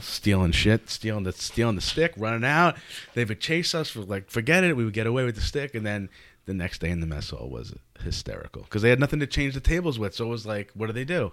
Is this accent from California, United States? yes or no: no; Nesconset, New York, United States; I grew up actually directly in Nesconset